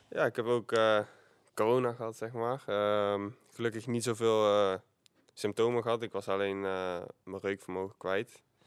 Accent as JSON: {"language": "Dutch", "town": "Eindhoven", "region": "North Brabant", "country": "Netherlands", "tie": "born or raised there", "said": "ik kwam hopelijk gewoon uit Eindhoven. Dus als ik, eh, haast had, dan kon ik gewoon op de fiets en dan ging ik naar school"}